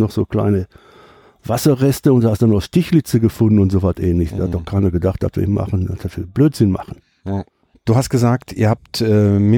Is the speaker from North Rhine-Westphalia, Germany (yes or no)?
yes; Gladbeck, North Rhine-Westphalia, Germany; moved away as an adult; also born or lived in Essen / Freudenstadt; now in Bad Liebenzell, Germany; ich bin im Grunde genommen Essen ja nur vier Jahre gewesen mhm. und dann nach Gladbeck. Okay. Und da bin ich dann zwar groß geworden, aber angefangen zu leben habe ich durch die Entfernung von äh, Essen nach Düsseldorf, natürlich in Düsseldorf.